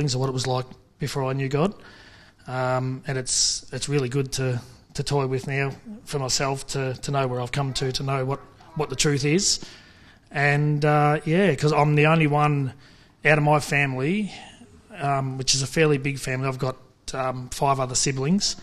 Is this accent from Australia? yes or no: yes; Kerang, Victoria, Australia; I grew up about 5 k's out of Kareng on the Swan Hill Road on a farm, on the family farm.